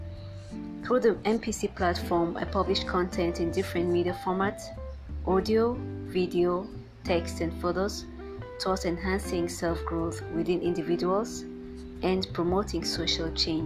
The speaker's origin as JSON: {"language": "English", "town": "Limbe", "region": "Southwest Region", "country": "Cameroon", "tie": "born or raised there", "said": "I was born in Victoria, today known as Limbe, as the last child of … of my parents"}